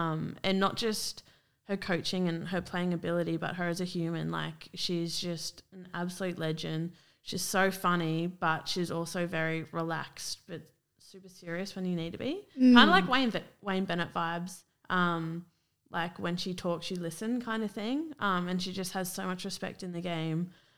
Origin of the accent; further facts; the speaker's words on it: Gold Coast, Queensland, Australia; they're my hometown. Like, to be able to run out representing your hometown, like, it's unreal.